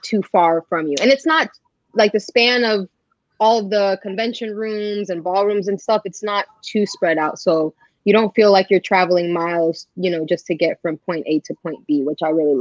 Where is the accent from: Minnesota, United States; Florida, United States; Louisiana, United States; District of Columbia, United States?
Florida, United States; Fort Lauderdale; also born or lived in Miami, Florida; I grew up in Fort Lauderdale, which is the city right on top of Miami until I was like 12 or 13